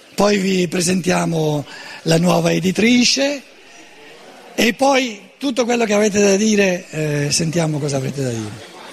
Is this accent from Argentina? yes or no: no; Germany; Italian is a second language; un povero tedesco